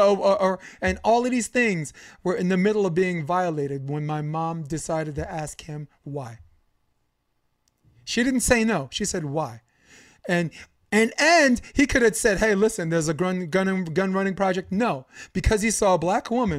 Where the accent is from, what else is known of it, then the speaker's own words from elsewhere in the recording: New York City, New York, United States; I'm from Brooklyn. I'm from Flatbush Avenue.